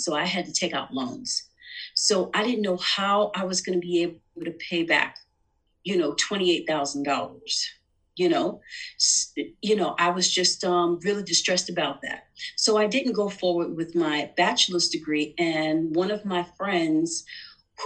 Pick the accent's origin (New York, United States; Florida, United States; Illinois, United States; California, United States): New York, United States; New York City; I'm a New Yorker. I was born in Manhattan and I was raised in Queens